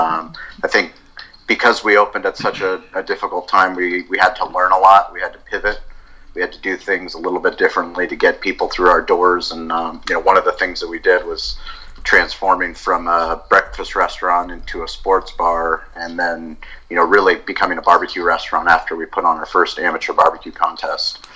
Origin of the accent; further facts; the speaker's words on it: San Diego, California, United States; also born or lived in Colorado; I grew up in San Diego